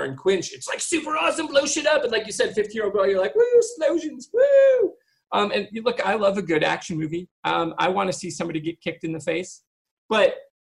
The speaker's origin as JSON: {"language": "English", "region": "Michigan", "country": "United States", "said": "I'm originally from Michigan"}